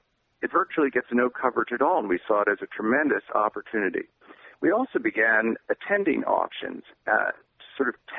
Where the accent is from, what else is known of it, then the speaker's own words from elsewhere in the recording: New York, United States; Growing up in New York, I went to auctions quite frequently